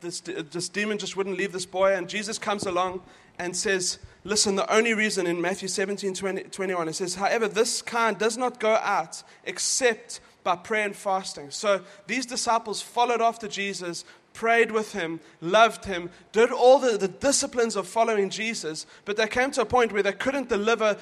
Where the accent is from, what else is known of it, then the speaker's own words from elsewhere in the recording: South Africa; moved away; we're from South Africa